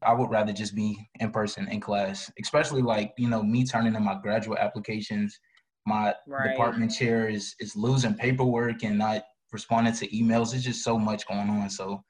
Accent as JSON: {"language": "English", "town": "Tallahassee", "region": "Florida", "country": "United States", "said": "a senior journalism major from Tallahassee, Florida"}